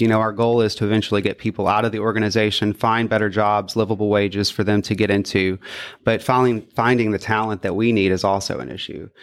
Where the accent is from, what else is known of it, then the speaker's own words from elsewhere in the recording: Florence, Mississippi, United States; I grew up in Florence, Mississippi, and from there, I grew up in the central Mississippi area.